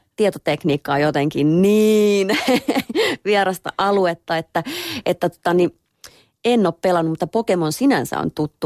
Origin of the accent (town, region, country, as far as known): Lahti, Päijänne Tavastia, Finland; born or raised there